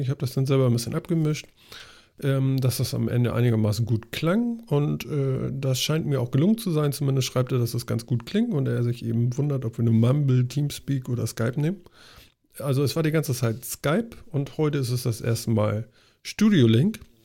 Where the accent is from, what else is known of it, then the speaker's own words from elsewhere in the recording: the North, Northern Germany, Germany; wir kommen hier aus dem Norden